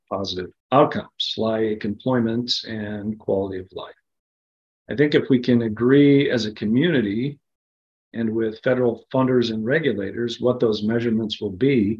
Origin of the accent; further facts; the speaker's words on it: Minnesota, United States; moved away; I was in my home state of Minnesota over the holidays